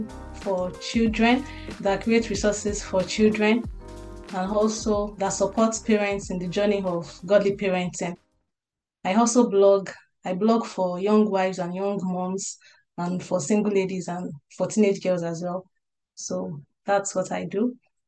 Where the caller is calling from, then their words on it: West Bromwich, West Midlands, United Kingdom; And we are talking from West Bromwich, United Kingdom.